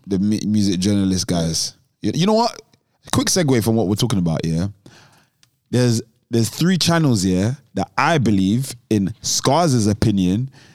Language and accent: English; London, United Kingdom; I'm from South